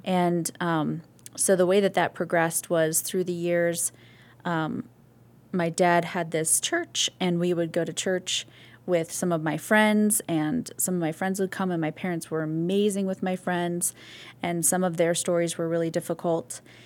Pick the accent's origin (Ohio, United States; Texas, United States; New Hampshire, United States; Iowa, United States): Iowa, United States; Missouri Valley; born or raised there; moved away; also born or lived in Toccoa Falls, Georgia / Rochester, New York / Nyack, New York / Summit, New Jersey